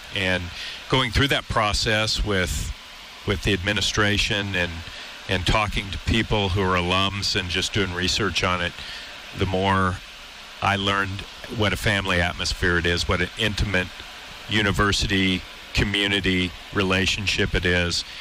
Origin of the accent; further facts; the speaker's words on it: California, United States; also born or lived in New Orleans / Washington State; now in Missoula, United States; I'm from California